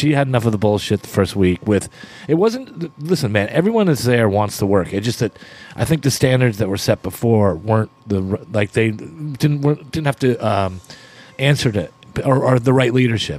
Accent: Pittsburgh, Pennsylvania, United States; born there; also born or lived in Canada; I was born in Pittsburgh, Pennsylvania. So my life consisted of I would live in these towns where, and my dad got traded quite a few times, not that much, but I would live we'd go back to Canada in the summertime

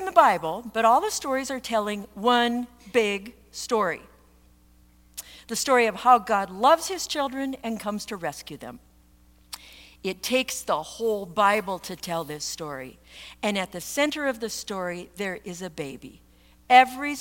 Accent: Minnesota, United States; I'm from Minnesota

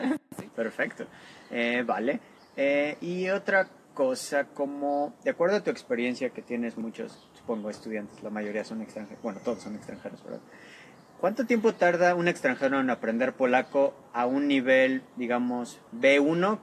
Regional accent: Mexico; first language Spanish; moved away as an adult; now in Poland; soy mexicano, por lo tanto soy nativo de español

